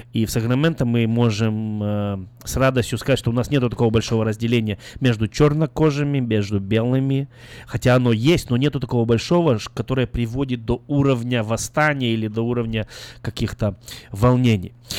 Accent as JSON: {"language": "Russian", "country": "Belarus", "moved": "yes", "lives_now": "Carmichael, United States", "said": "я из Белоруссии"}